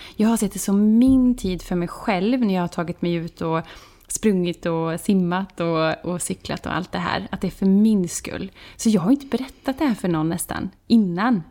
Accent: Vara, Västra Götaland, Sweden; moved away as an adult; now in Båstad, Sweden; vi kommer ju från eh, Vara som ligger mitt in i landet på Västgötaslätta. Mm. Så där bodde jag i 36 år

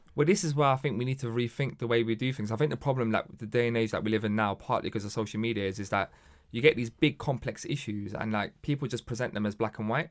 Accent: London, United Kingdom; born or raised there

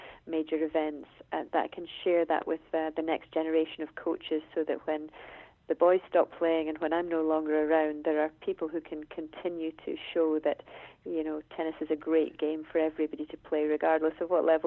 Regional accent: Scotland, United Kingdom; as a Scottish tennis person myself

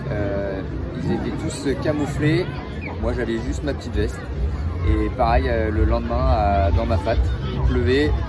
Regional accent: Crozon peninsula, Brittany, France; je viens de la presqu'île de Crozon

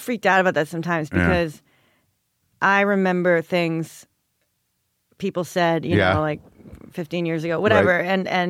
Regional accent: New York, United States; In New York suburbs, like Westchester.

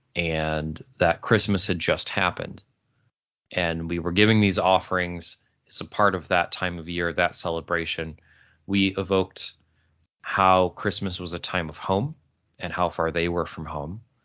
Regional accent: Syracuse, New York, United States; That is the Syracuse, New York, uh, area code, my hometown, uh, where I was born and raised.

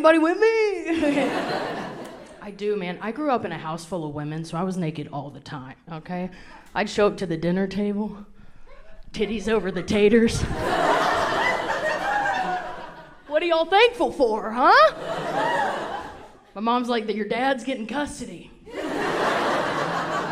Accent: the South, United States; moved away; I grew up very Southern, okay? Like, I can't go back to my hometown and order unsweet tea where I'm from

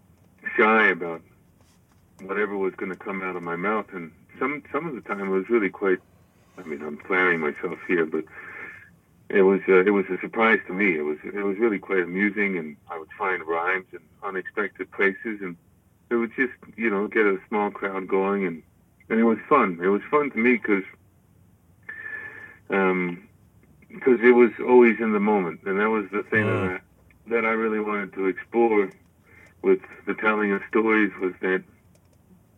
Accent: France; I grew up in France

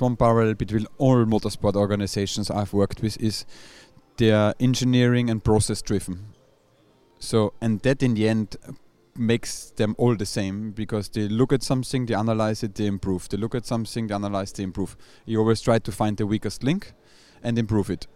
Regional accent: Austria; moved away; I'm from Austria

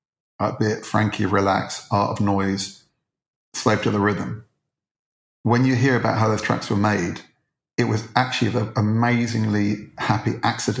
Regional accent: Edgware, London, United Kingdom; I grew up in Edgware

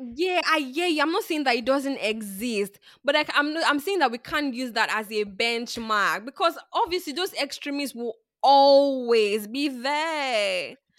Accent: Nigeria; I grew up in Nigeria

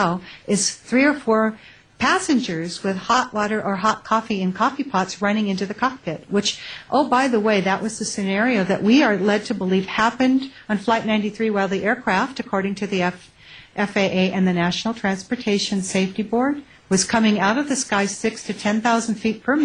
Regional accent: United States; I'm an American

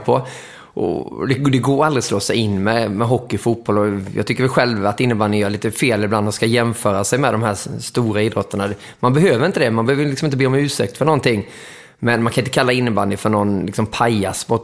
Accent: Småland, Kronoberg County, Sweden; moved away as an adult; also born or lived in Moheda / Växjö / Mora; now in Stockholm, Sweden; Jag är ju smålänning

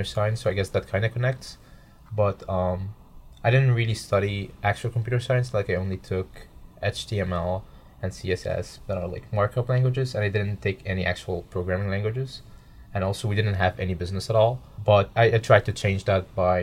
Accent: Cairo, Cairo Governorate, Egypt; moved away as an adult; now in Lexington, United States; I'm a sophomore, and I study computer science and business at Debinel, and I'm from Cairo, Egypt

